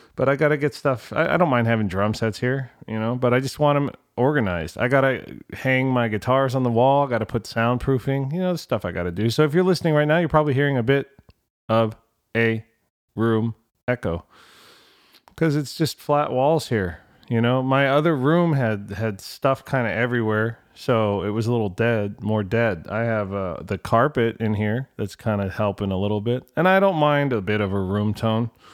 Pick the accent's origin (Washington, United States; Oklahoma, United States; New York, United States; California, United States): California, United States; I was from California